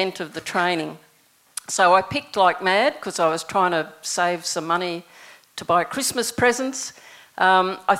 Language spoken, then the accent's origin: English; New Zealand; moved away; When I was growing up in New Zealand, my first job was picking raspberries